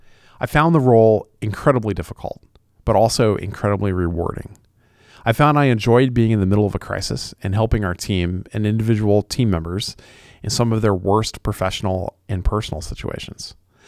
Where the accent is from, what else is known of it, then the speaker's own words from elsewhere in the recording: Indiana, United States; I grew up in West Central Indiana, in very rural Indiana, and I started my career there in law enforcement.